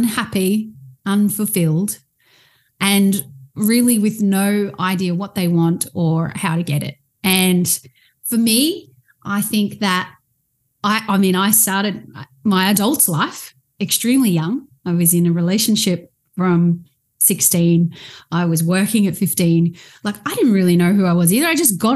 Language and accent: English; Australia; I am from Australia. I actually live on the Gold Coast